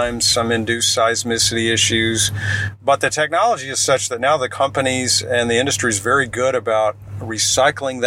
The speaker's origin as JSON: {"language": "English", "town": "Plano", "region": "Texas", "country": "United States", "tie": "born or raised there", "said": "I grew up in Plano when Dallas was the show"}